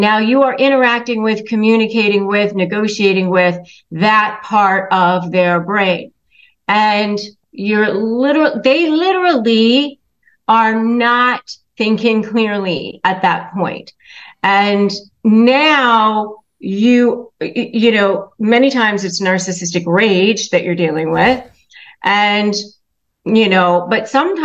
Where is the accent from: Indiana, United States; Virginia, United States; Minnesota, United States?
Virginia, United States; Northern; I grew up in Northern Virginia